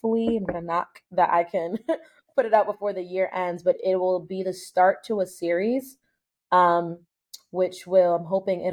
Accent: United States; I was born here in the United States

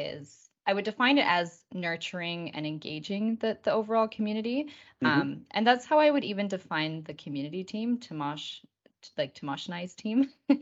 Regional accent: Victoria, British Columbia, Canada; also born or lived in Argentina; as Josh said. I'm actually from Victoria, British Columbia in Canada. I'm Canadian, but my life has always been divided between Canada and Argentina

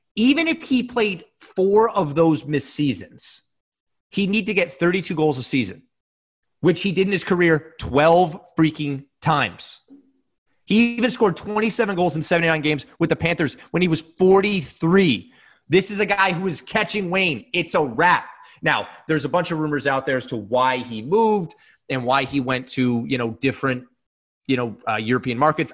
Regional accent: Canada; two Canadian guys

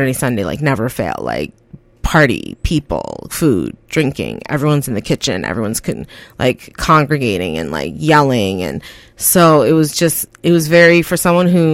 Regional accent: Canada; also born or lived in Guyana; I was born in Guyana, South America. I came up to Canada Christmas Day, 1988

